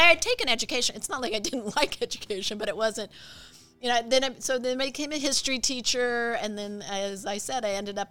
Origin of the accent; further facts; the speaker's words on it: Idaho, United States; moved away as an adult; also born or lived in Walla Walla, Washington / Arizona; I was born in Idaho, went to college in Washington, moved to Arizona